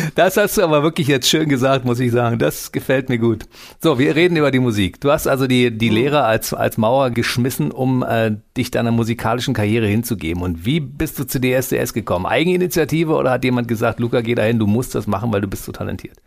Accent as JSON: {"language": "German", "region": "Berlin", "country": "Germany", "tie": "born or raised there", "said": "ich bin in Berlin geboren in Deutschland"}